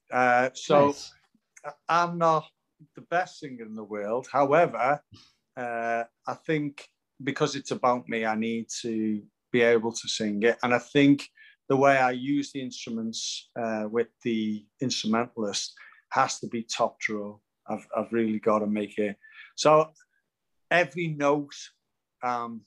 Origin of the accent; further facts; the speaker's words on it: Liverpool, North West England, United Kingdom; moved away as an adult; now in Bournemouth, United Kingdom; I'm in Bournemouth now, I've got a property in Bournemouth, but I'm obviously from Liverpool